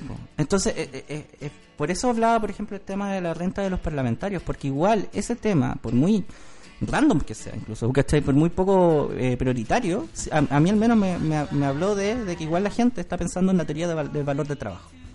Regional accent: Chile; nosotros como chilenos

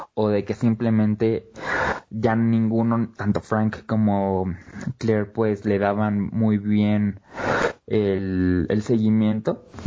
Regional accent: Mexico; queremos como mexicanos

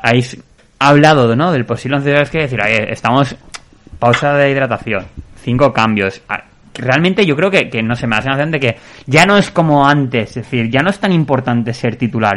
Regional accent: Valencian Community, Spain; aquí en Valencia, oye, yo soy valenciano y valencianista

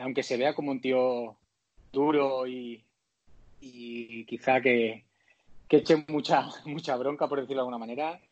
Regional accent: Spain; moved away as an adult; also born or lived in Mexico; somos como 11 o 12 españoles

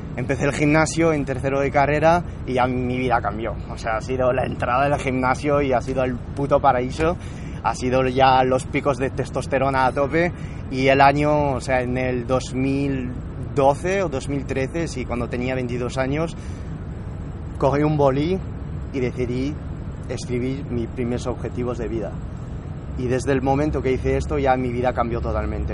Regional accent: Toulouse, Occitania, France; accent: French; moved away as an adult; also born or lived in Madrid, Spain; now in California, United States; estaba en Francia porque nací en Toulouse, por eso el, el strong acento francés

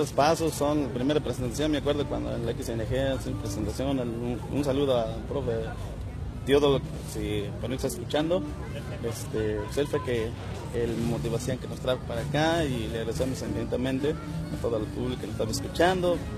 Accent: Naupan, Puebla, Mexico; Un saludo a mi, a mi pueblo, Naupan

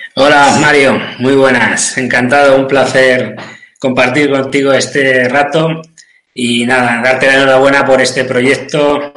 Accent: San Clemente, Castilla-La Mancha, Spain; soy de San Clemente, un pueblo de Cuenca, de Castilla-La Mancha

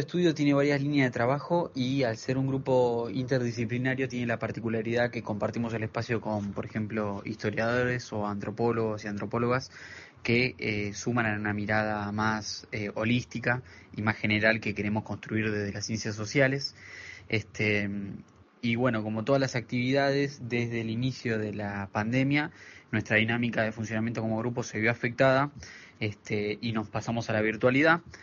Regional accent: Exaltación de la Cruz, Buenos Aires Province, Argentina; soy de Exaltación de la Cruz

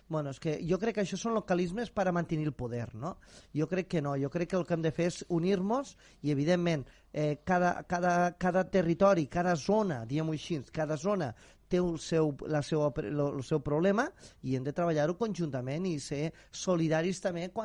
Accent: Catalonia, Spain; Bueno, a veure, eh, som territori, som de les Terres de l'Ebre

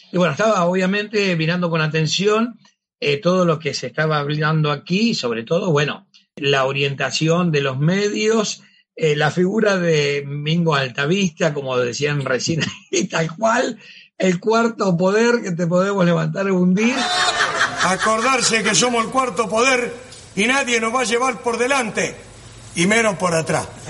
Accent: Cañada de Gómez, Santa Fe, Argentina; now in Rosario, Argentina; mi pueblo donde estudié, donde vivía, que era Cañada de Gómez

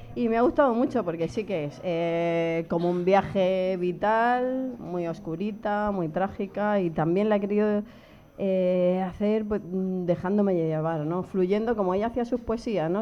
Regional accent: Region of Murcia, Spain; moved away; Soy muy, muy murciana y lo llevo muy a gala

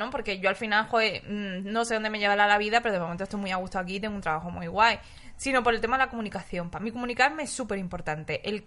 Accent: Basque Country, Spain; Yo es que mi editorial es Astiberri, entonces, siendo yo vasco mm, he

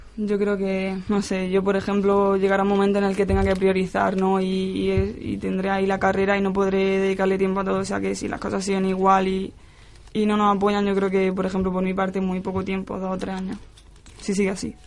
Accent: Almería, Andalusia, Spain; also born or lived in Granada / Málaga; now in Madrid, Spain; estuve jugando con, con chicos en, ahí en mi pueblo y luego finalmente me llamó la selección de Almería

